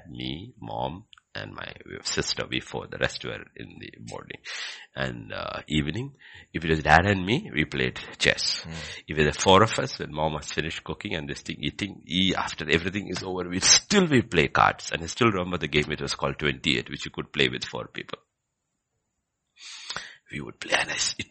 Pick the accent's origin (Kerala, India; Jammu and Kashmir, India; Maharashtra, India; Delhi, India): Kerala, India; growing up in Kerala